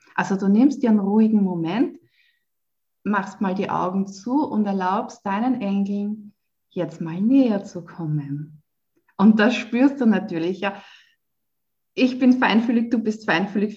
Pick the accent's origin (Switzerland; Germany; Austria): Austria; Waidhofen an der Ybbs, Lower Austria; moved away as an adult; also born or lived in Vienna; Ich bin ja in Niederösterreich aufgewachsen. Ähm, in Weidhofen an der Ips